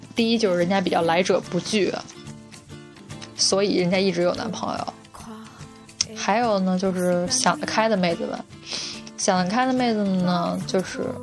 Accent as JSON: {"language": "Chinese", "region": "Beijing", "country": "China", "moved": "yes", "said": "我们北京人"}